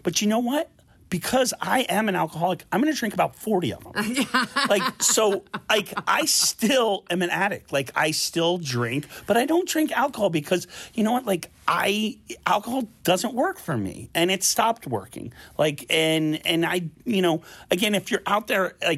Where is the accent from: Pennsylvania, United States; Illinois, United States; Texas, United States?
Pennsylvania, United States; Philadelphia; my hometown Philadelphia